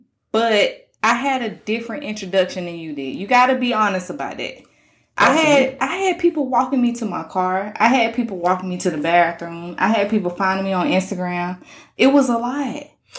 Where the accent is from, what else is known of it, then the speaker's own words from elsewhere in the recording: the South, United States; I'm from the South.